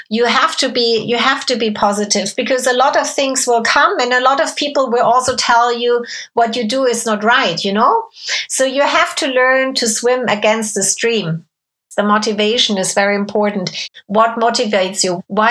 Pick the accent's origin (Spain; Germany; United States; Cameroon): Germany; moved away as an adult; I grew up in Germany from when I was 7 until 18.